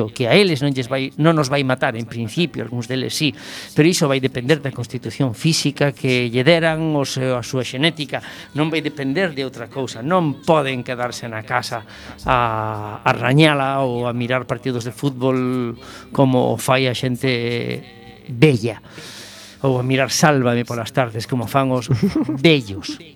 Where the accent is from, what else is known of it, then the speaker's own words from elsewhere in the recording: Vigo, Galicia, Spain; son de Vigo. y en Vigo conducimos ben.